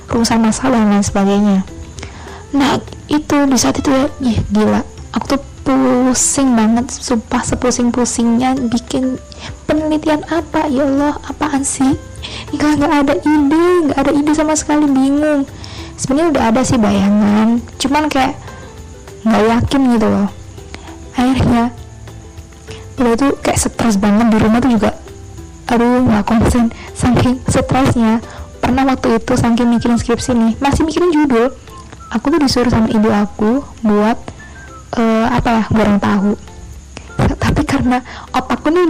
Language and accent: Indonesian; Surabaya, East Java, Indonesia; asalku dari Surabaya